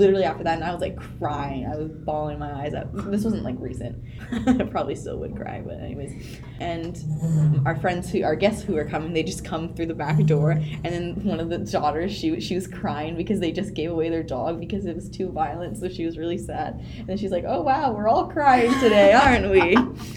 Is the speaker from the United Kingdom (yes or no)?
no; Vancouver, British Columbia, Canada; I was born and raised in Vancouver